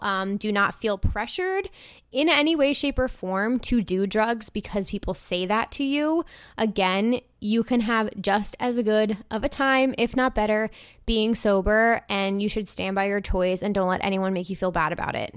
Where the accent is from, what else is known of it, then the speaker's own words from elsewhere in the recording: United States; now in Brooklyn, United States; It's near my hometown